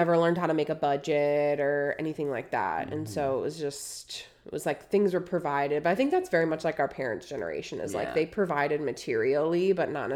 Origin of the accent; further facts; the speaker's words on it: Wisconsin, United States; moved away as an adult; now in Texas, United States; I grew up in Wisconsin